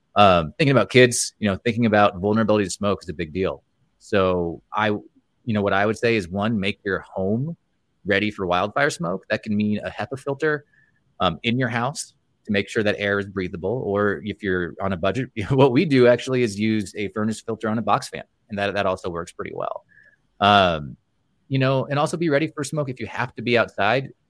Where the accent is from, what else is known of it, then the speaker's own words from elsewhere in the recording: Montana, United States; here in my home state, Montana